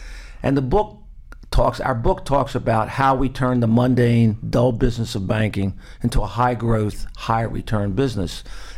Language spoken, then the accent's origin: English; Northern Virginia, United States; I'm the eldest of six. Northern Virginia, I grew up in the Washington suburban area.